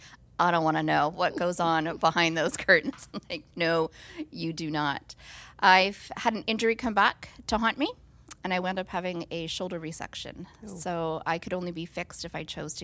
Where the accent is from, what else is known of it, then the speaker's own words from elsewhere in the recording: Nova Scotia, Canada; moved away; I'm from Nova Scotia